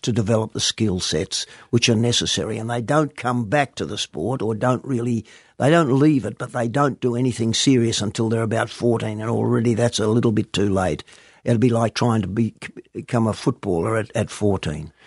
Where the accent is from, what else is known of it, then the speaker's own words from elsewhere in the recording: East Fremantle, Western Australia, Australia; I was born and bred in East Fremantle